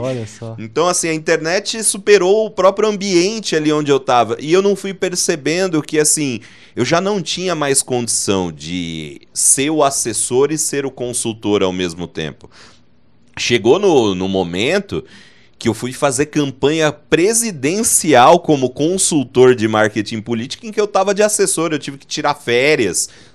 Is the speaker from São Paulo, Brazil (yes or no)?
yes; Dracena, São Paulo, Brazil; eu sou de Dracena, né, no interior de São Paulo